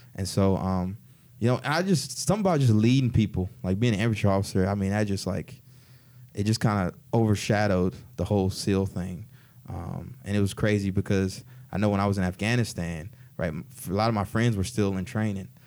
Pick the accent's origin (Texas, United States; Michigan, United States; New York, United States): Texas, United States; College Station; moved away as an adult; also born or lived in Newark; I was born and raised in College Station, Texas